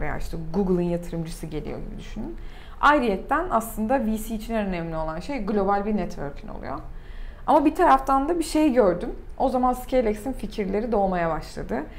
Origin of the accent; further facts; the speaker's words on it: Turkey; also born or lived in United States; bütün dünyada Türkiye'denim dediğinde